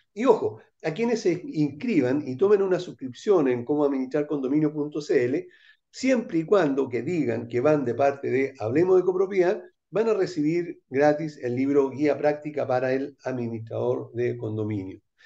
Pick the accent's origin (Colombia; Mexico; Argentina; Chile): Chile; somos chilenos